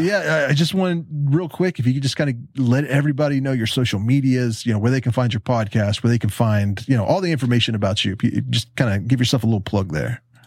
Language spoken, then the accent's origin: English; Huntington, West Virginia, United States; moved away; I grew up in Huntington where you are right now.